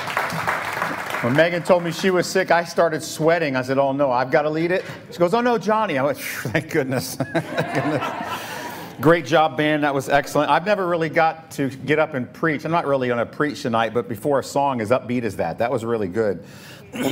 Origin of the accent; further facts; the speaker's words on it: Tampa, Florida, United States; growing up in Tampa